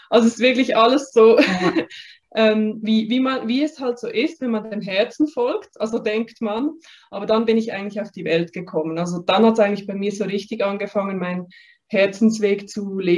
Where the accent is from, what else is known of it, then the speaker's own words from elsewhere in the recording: Basel, Basel-Stadt, Switzerland; also ich bin in Basel aufgewachsen, in der Region. Und ich hatte da immer so das Gefühl gehabt, dass da noch mehr auf mich wartet.